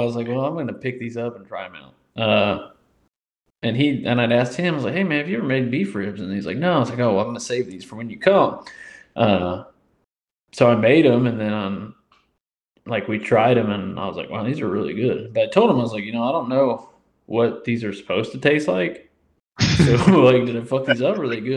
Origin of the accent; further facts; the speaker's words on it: Indiana, United States; moved away as an adult; also born or lived in Peoria, Illinois; now in Louisiana, United States; I was born and raised in Indiana, spent 18 beautiful years there